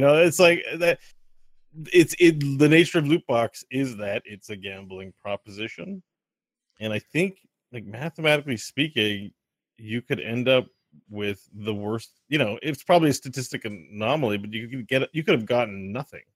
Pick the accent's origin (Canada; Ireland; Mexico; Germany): Canada; Quebec; I'm from Quebec